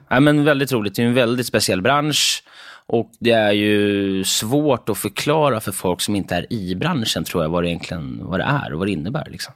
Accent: Stockholm, Stockholm County, Sweden; accent: Stockholm; also born or lived in Limhamn, Malmö, Skåne; Innan jag flyttade upp till Stockholm och uppväxt eh, söder om Söder.

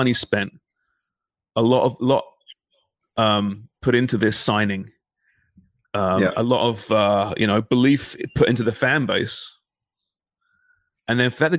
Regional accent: Canada; Jesus, it's tough being a Canadian soccer fan, throwing TFC.

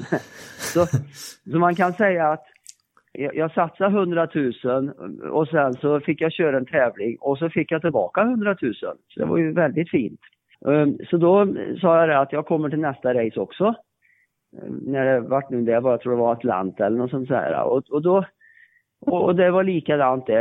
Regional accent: Värmland, Sweden; jag kommer ju från Värmland

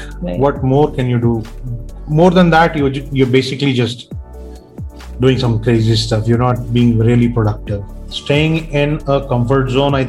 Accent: India; as an Indian

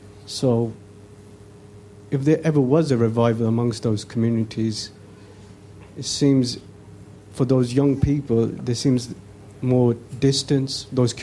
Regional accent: Birmingham, West Midlands, United Kingdom; As a kid in Birmingham, where I grew up

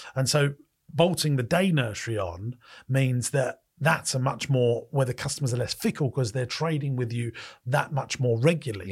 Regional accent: United Kingdom; I'm a Brit.

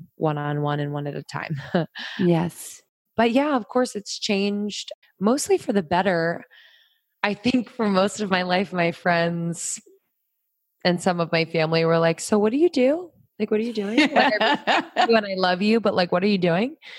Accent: Pennsylvania, United States; also born or lived in New York; now in Los Angeles, United States; I grew up in Pennsylvania

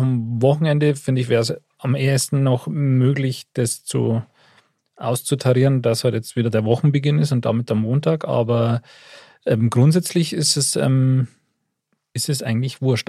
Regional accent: Upper Bavaria, Germany; wenn ich als Oberbayer nach Niederbayern fahre

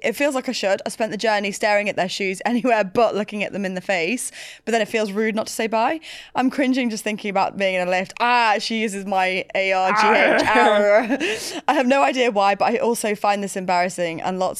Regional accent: United Kingdom; I am so British.

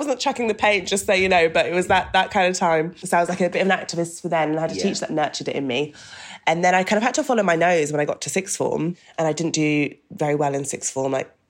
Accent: Doncaster, Yorkshire and the Humber, United Kingdom; born there; because I was born in Doncaster, right, in South Yorkshire, and my dad still lives there.

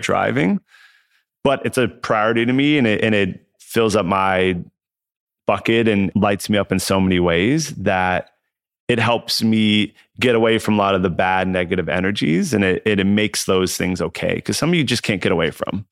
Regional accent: Southern California, United States; I grew up in Southern California

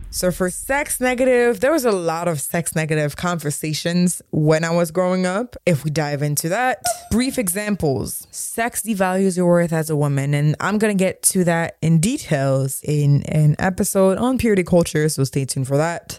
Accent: Montreal, Quebec, Canada; Growing up in Montreal in the early two thousands

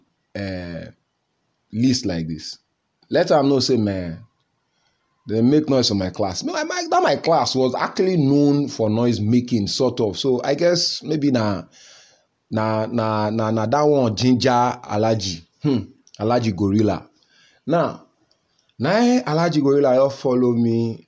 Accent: Nigeria; as a Nigerian

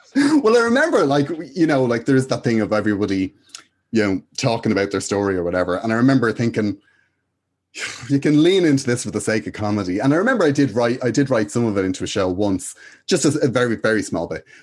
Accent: Dublin, Leinster, Ireland; I went to school in Finglas, in De La Salle, uh, in Finglas, and yeah, I've been there since I was about four years of age

